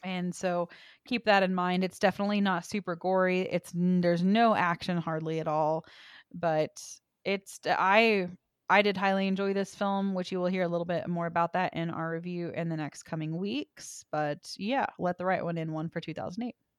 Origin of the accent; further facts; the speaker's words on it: Texas, United States; I'm from Texas.